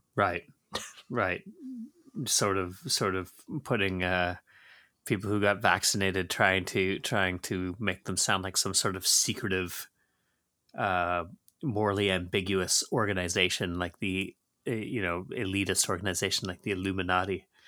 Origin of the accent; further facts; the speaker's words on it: Georgetown, Ontario, Canada; growing up in Georgetown